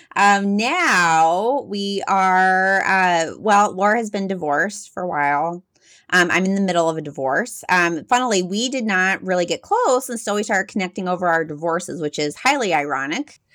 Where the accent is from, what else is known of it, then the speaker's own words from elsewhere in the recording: Texas, United States; accent: Texas mixed with some Midwest; also born or lived in Midwest; I grew up in Texas, which you might be able to hear a little bit my voice, mixed with some Midwest